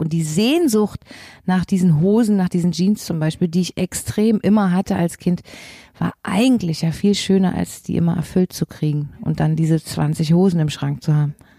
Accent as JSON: {"language": "German", "region": "Berlin", "country": "Germany", "tie": "born or raised there", "also_born_or_lived": "Leipzig", "said": "Ich war ja eben ein Berliner Schulkind"}